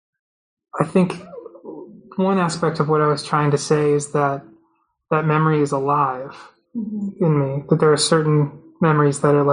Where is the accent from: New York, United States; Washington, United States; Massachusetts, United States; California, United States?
Massachusetts, United States; I was at the Topps Field Fair in Massachusetts, in my hometown